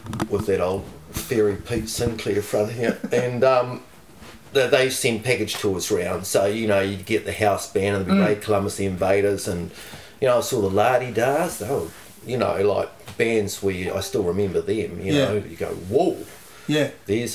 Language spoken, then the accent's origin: English; Invercargill, Southland, New Zealand; born or raised there; also born or lived in Dunedin